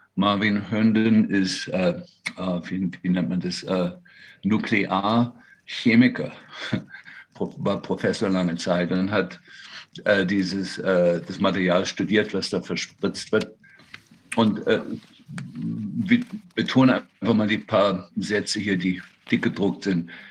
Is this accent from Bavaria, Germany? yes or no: no; Berlin, Germany; moved away as an adult; also born or lived in Freiburg; now in Seattle, United States; ich bin äh, eigentlich in Berlin geboren, eigentlich Berliner